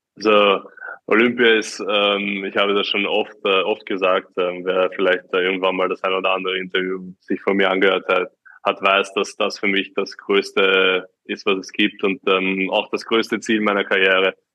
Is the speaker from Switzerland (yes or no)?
no; Austria; ich rede als Österreicher